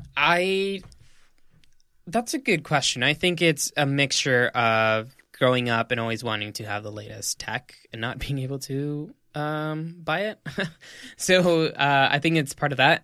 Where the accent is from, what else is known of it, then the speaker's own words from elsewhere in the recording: El Paso, Texas, United States; moved away as an adult; now in New York City, United States; I'm a Mexican-American. I'm from El Paso, Texas